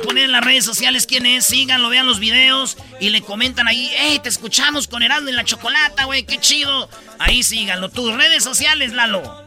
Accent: Michoacán, Mexico; yo soy de Michoacán

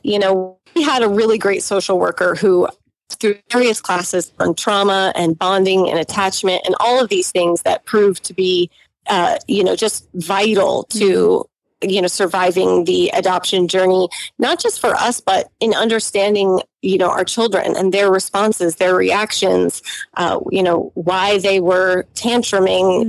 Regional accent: United States; growing up in the United States mm-hmm. as lower middle class

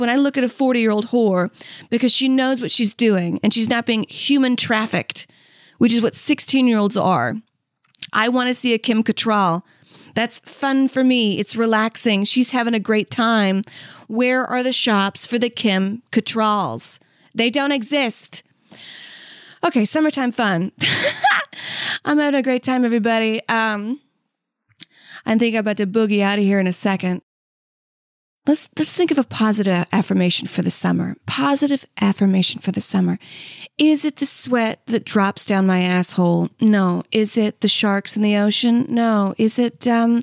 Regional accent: Saudi Arabia; moved away; I'm from Saudi Arabia

